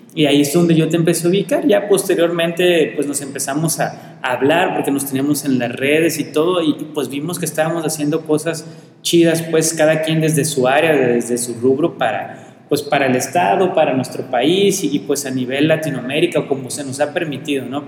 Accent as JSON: {"language": "Spanish", "region": "Colima", "country": "Mexico", "tie": "born or raised there", "said": "Principalmente ahorita de Colima, que es donde yo vivo, donde yo nací, donde yo amo y donde yo quiero estar."}